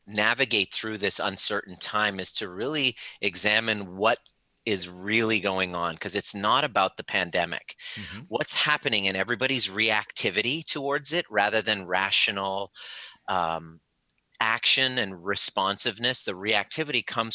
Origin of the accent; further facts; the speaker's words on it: Canada; also born or lived in Iran; I was born in Iran and I moved to Canada at the age of four